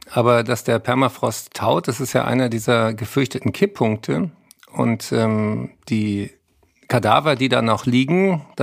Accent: Berlin, Germany; Ich bin aber nächste Woche in Berlin. Da dürft ihr alle kommen. In Tempodrom, meine Heimatstadt

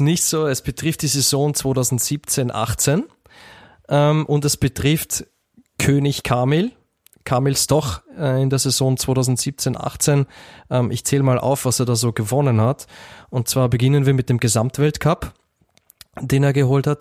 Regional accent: Austria; ich als Österreicher habe mich als Kind eher mit Tom Turbo und der Knickerbockerbande beschäftigt.

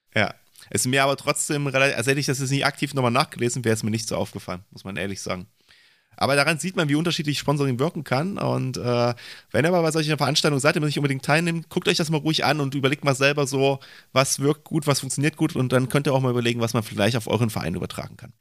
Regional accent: Leipzig, Saxony, Germany; ich komme ja aus Leipzig

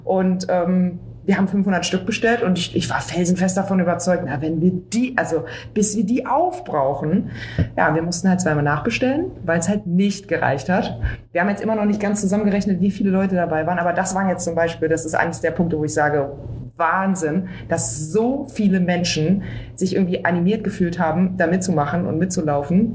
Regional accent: Berlin, Germany; ich bin ja Berlinerin

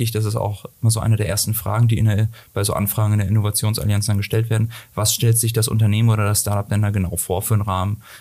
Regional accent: Hamburg, Germany; Äh, eigentlich komme ich aus Hamburg ähm, und ähm, die, äh, ich genau bin dann zum Studium hierher gekommen

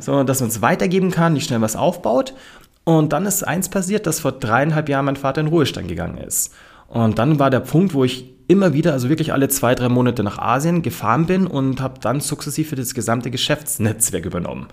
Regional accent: Munich, Bavaria, Germany; ich bin so mit meinem Stiefpapa bei so einem Urbayer aufgewachsen

